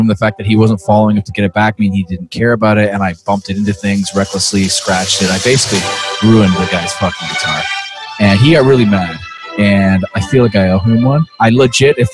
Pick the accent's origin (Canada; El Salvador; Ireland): Canada; We're Canadian